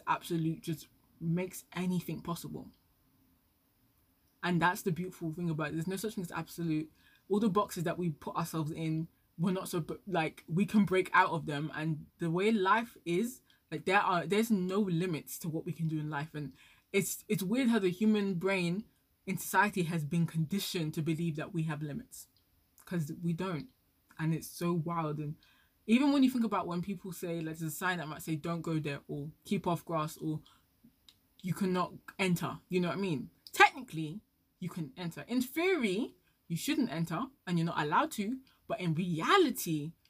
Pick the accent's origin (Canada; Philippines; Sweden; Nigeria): Nigeria; I'm Nigerian